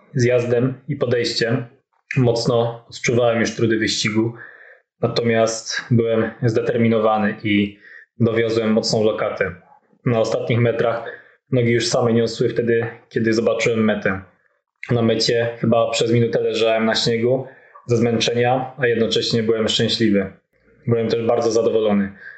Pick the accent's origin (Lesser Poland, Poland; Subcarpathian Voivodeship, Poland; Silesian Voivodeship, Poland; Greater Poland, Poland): Lesser Poland, Poland; Podhale; pochodzę z małej wioski na Podhalu